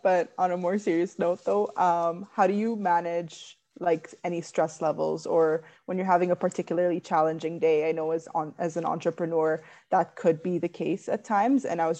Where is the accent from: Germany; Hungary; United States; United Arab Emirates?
United Arab Emirates; Dubai; I am from Dubai and I moved here. I'm also Lebanese Russian, so I've been almost all over.